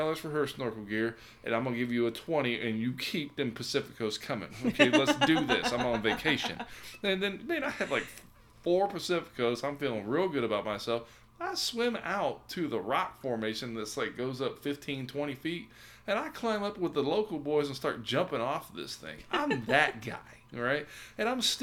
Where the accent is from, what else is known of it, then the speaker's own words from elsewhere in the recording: United States; I'm American